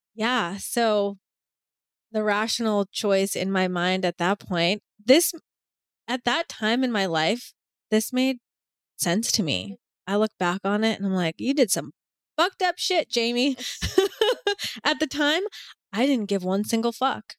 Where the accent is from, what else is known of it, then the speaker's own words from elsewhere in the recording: Boston, Massachusetts, United States; I'm from Boston, like I'm from a city